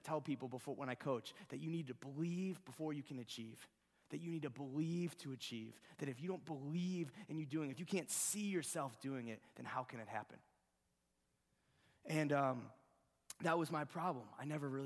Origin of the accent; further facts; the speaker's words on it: Ohio, United States; I'm from Ohio.